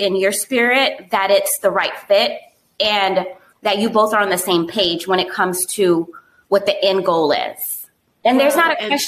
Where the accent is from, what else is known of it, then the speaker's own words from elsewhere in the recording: South Florida, United States; also born or lived in Miami; growing up in South Florida where there's diversity everywhere